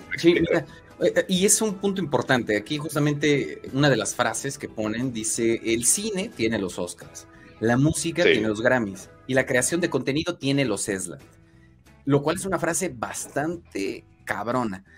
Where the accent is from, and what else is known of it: Mexico